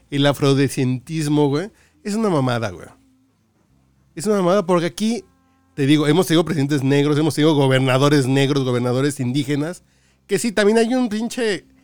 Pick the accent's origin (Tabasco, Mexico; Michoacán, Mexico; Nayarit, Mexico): Michoacán, Mexico; La Piedad; No, sí, soy de Michoacán, güey. Soy de la piedad.